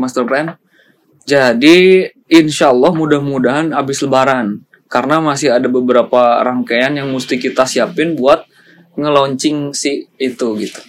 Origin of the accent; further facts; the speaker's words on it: Ciamis, West Java, Indonesia; kita baru datang banget kan dari Ciamis